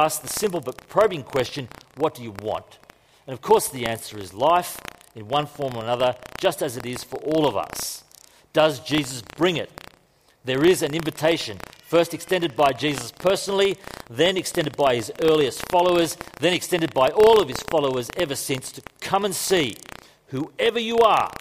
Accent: Queensland, Australia; I'm from Queensland.

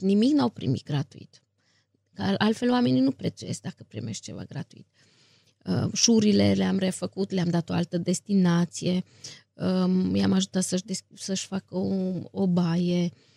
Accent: Viscri, Brașov County, Romania; M-am născut la Viscri, unde și trăiesc

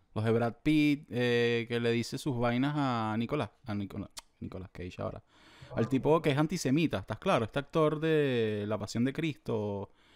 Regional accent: San Antonio de Los Altos, Miranda, Venezuela; yo nací en San Antonio y de los Altos

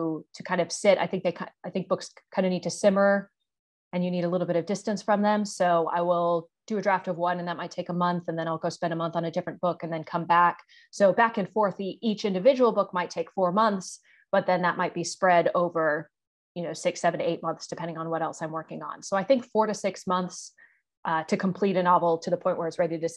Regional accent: United States; moved away as an adult; now in Hong Kong; I'm an American author

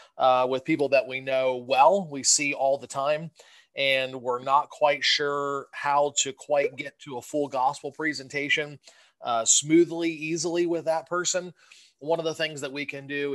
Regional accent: Southern Ohio, United States; moved away as an adult; also born or lived in Michigan; now in Westchester, United States; I'm originally from Southern Ohio

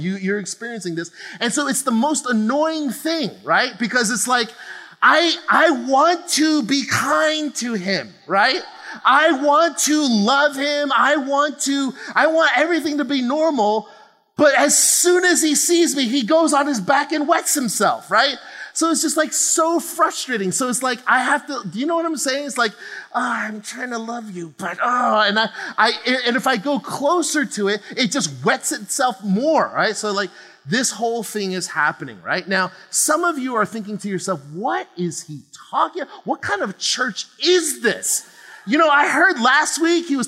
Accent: New Jersey, United States; moved away as an adult; now in California, United States; my girls, myself, my wife, we're all born and raised in New Jersey. Okay. On the East Coast

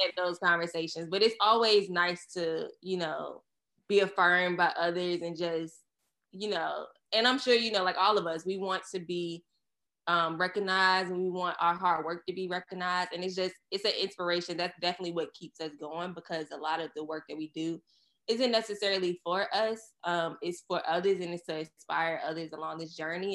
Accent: Surry County, Virginia, United States; moved away as an adult; now in New York, United States; we're from Surrey County, Virginia

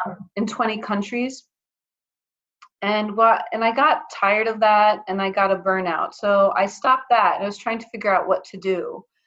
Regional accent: Athens, Attica, Greece; moved away as an adult; also born or lived in Atlanta, Georgia, United States; now in United States; I I was born in Atlanta in the U.S., but then when I was uh, nine years old, I moved to Athens, Greece, and I lived 13 years there for my formative years

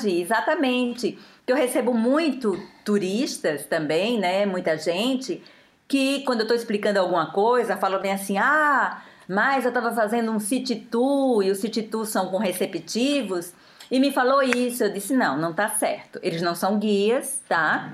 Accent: Aracaju, Sergipe, Brazil; moved away as an adult; now in France; eu sou de Aracaju, sou nordestina. Moro aqui há 27 anos

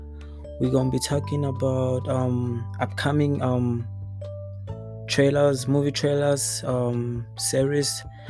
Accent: Johannesburg, Gauteng, South Africa; I'm from South Africa, you know, Johannesburg.

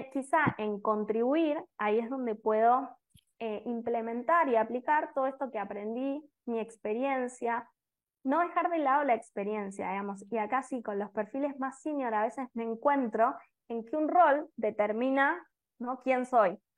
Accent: Argentina; now in Costa Rica; soy argentina, pero vivo en Costa Rica

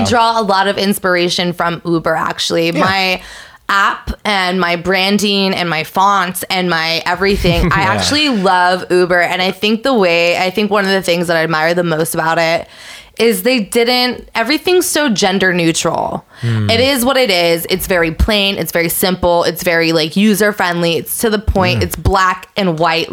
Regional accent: San Francisco, California, United States; moved away; also born or lived in Manhattan; I'm from San Francisco

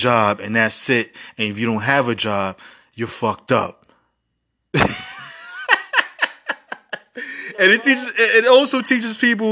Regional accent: New York City, New York, United States; I grew up in the Bronx school system, one of the worst school system in America

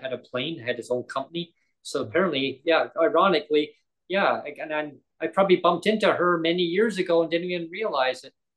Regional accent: Langley, British Columbia, Canada; moved away as an adult; also born or lived in Surrey / Kamloops / Nanaimo; where I grew up in Langley. That's what I know as my hometown

